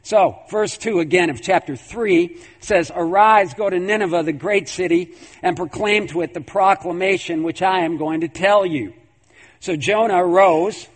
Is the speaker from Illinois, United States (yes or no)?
no; New York, United States; I'm from New York